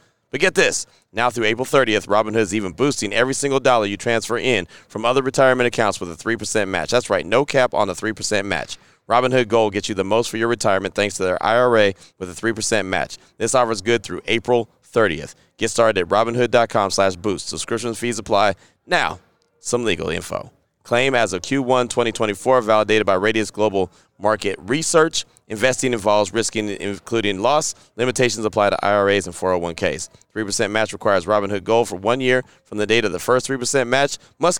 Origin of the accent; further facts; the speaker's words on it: California, United States; I know. I'm from the Bay, so I know.